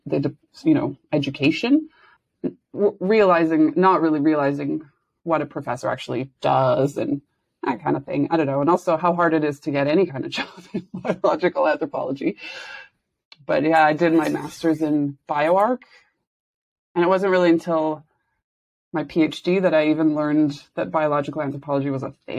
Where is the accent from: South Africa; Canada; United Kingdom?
Canada; Saskatoon, Saskatchewan; moved away as an adult; I was born in Saskatoon, Saskatchewan, and did my first 2 degrees there, actually. So I lived there, like, right until I was 26